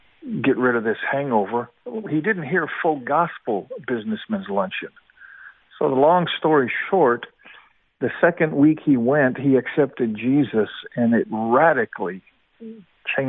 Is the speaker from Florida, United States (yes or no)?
no; Seattle, Washington, United States; also born or lived in Kamloops, British Columbia, Canada; I was born in Kamloops, British Columbia, Canada, and at the age of 6 years old, we immigrated to Seattle, Washington.